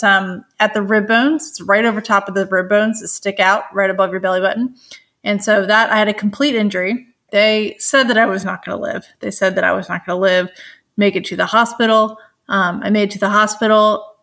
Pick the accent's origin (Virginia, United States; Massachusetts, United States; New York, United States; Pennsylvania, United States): Virginia, United States; Richmond; they flew me back to Richmond, Virginia, which is my hometown